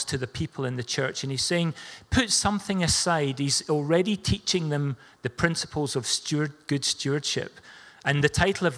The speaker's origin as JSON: {"language": "English", "region": "Scotland", "country": "United Kingdom", "said": "We're Scottish."}